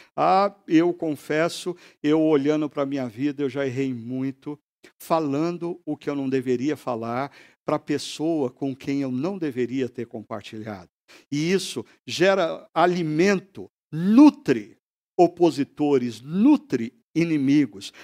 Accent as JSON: {"language": "Portuguese", "country": "Brazil", "said": "como brasileiro"}